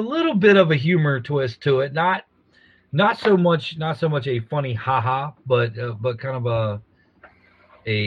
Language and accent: English; Louisiana, United States